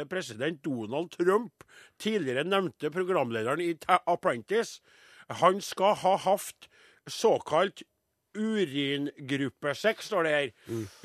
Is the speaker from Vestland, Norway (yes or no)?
no; Trondheim, Trøndelag, Norway; Jeg vokste opp i Trondheim, bodde i Trondheim, og det her er trønderske banneord.